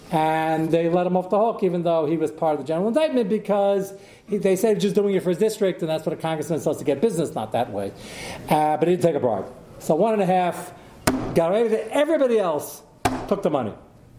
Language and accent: English; Pennsylvania, United States; Yeah, they were some from New Jersey, I'm from Pennsylvania.